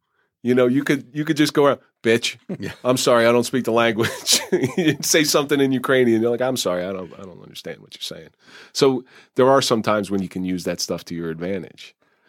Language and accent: English; Ireland; Try doing roofing as an Irish person.